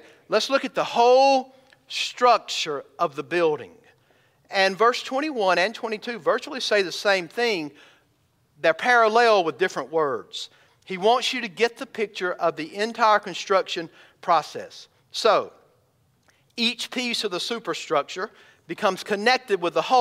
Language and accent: English; Elberton, Georgia, United States; I grew up in Elberton, Georgia, which is the granite capital of the world